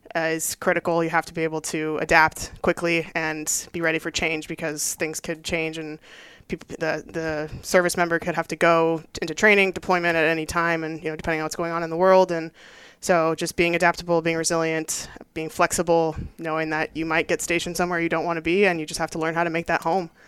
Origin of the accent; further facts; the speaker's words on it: Los Angeles, California, United States; moved away as an adult; also born or lived in Maryland; I was born and raised in Southern California in the South Bay of Los Angeles